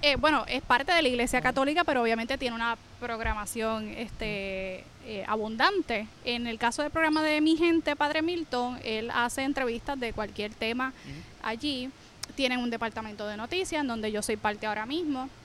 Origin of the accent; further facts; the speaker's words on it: Naranjito, Puerto Rico; soy de Naranjito, estudié periodismo en la Universidad de Puerto Rico